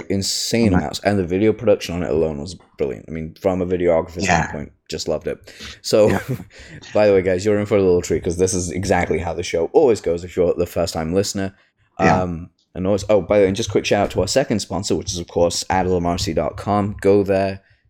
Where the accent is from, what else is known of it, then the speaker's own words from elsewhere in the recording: Leicester, East Midlands, United Kingdom; But I'm from the East Midlands, so.